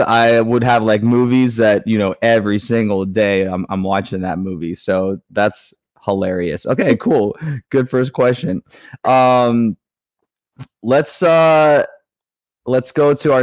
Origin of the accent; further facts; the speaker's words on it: Ohio, United States; now in New York, United States; I'm from Ohio here in the US